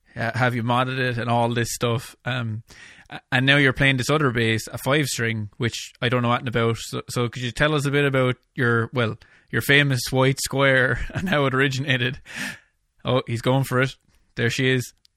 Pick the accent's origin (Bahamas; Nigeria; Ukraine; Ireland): Ireland; my hometown here in Ireland